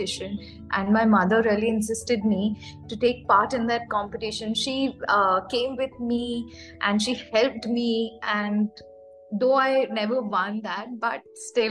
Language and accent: English; Raipur, Chhattisgarh, India; moved away as an adult; now in West Bengal, India; I was born and raised in Raipur, Chhattisgarh.